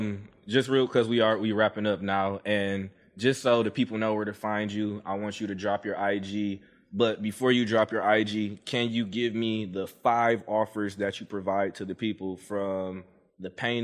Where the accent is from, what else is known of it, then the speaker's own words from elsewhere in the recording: Detroit, Michigan, United States; moved away; I'm from Detroit.